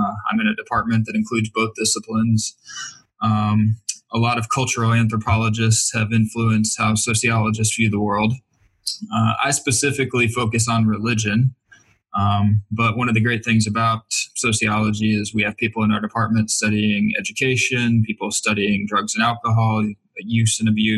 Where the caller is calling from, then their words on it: Michigan, United States; I am calling in from Oakland University, which is about 35 miles northwest of Detroit.